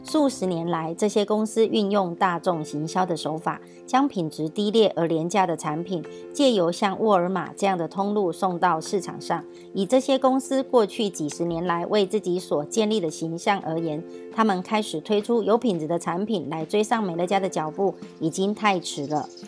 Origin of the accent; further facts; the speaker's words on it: Miaoli, Miaoli County, Taiwan; ，今天要为大家导读的主题是通往伟大的起点